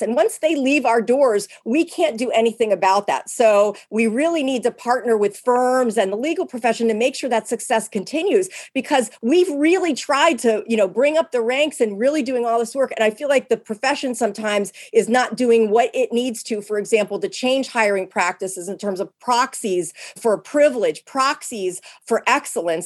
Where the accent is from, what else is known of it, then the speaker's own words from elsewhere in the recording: Pennsylvania, United States; moved away; I grew up in Pennsylvania where there are lots of blue laws